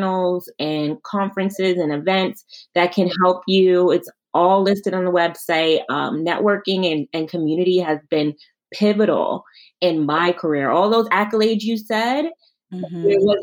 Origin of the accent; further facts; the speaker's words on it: New York City, New York, United States; also born or lived in Queens, New York; I'm from New York. I'm from Brooklyn.